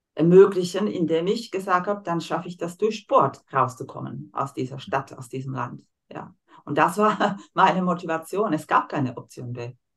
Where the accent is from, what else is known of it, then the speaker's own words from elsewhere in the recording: Slovakia; German is a second language; moved away as an adult; now in Germany; Ich komme aus der Slowakei